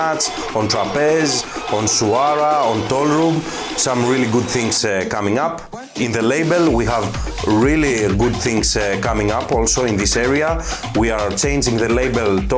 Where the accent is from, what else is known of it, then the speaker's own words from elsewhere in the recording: Athens, Attica, Greece; I'm from Athens, Greece